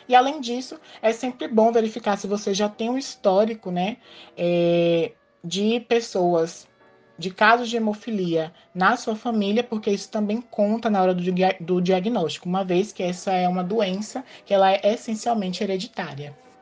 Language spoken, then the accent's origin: Portuguese; Itabuna, Bahia, Brazil; sou natural aqui de Tabuna